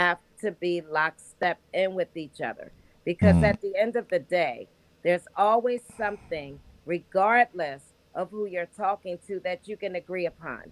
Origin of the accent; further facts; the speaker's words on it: Philadelphia, Pennsylvania, United States; now in Delaware, United States; my hometown